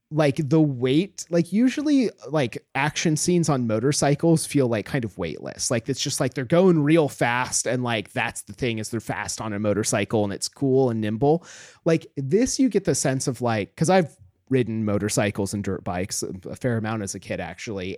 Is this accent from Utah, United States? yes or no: no; Homer, Alaska, United States; moved away; Homer, my hometown, is, like, a very beautiful, nice place.